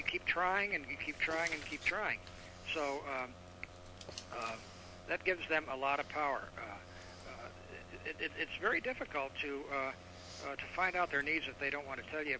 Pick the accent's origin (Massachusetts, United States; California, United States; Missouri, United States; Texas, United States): Texas, United States; Laredo; I was born and raised in the Mexican border, Laredo, Texas